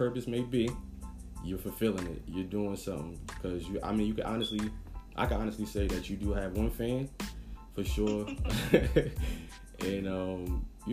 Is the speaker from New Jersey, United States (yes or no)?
yes; New Jersey, United States; now in Atlanta, United States; I'm originally from Jersey. Born and raised